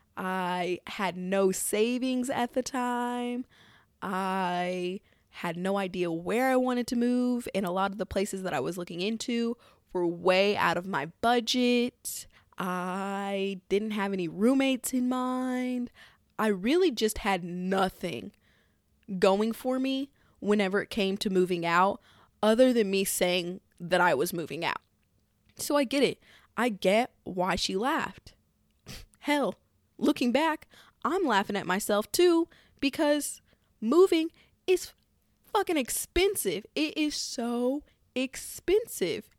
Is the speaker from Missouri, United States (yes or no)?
yes; Missouri, United States; my home state of good old Missouri